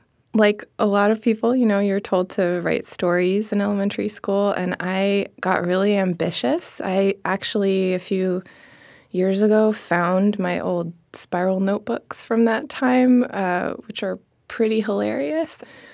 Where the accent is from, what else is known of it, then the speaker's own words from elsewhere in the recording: Seattle, Washington, United States; In Seattle.